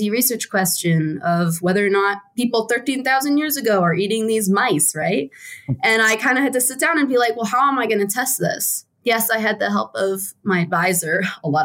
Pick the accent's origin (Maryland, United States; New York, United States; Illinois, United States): Maryland, United States; moved away as an adult; also born or lived in West Virginia / Pittsburgh, Pennsylvania / Annapolis, Maryland; now in Wyoming, United States; I spent most of my life in Maryland